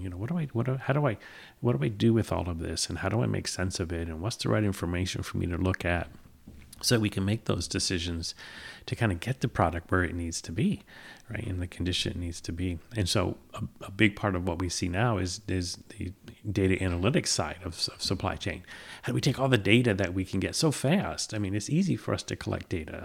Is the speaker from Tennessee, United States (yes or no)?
no; Peru, New York, United States; also born or lived in San Antonio, Texas / England; I grew up in Peru